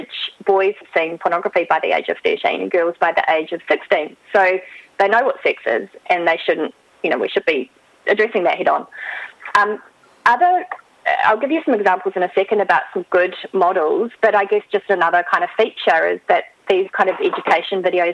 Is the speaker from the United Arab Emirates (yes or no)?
no; New Zealand; now in Australia; I am from New Zealand originally, but I have lived here for a long time